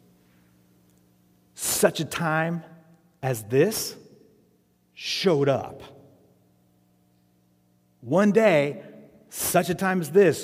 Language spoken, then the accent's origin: English; Arizona, United States; I grew up in Arizona